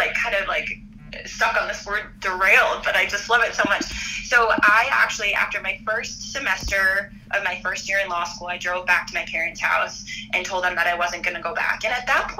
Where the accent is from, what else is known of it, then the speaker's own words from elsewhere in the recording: Minnesota, United States; I'm actually originally from Minnesota. I was born and raised there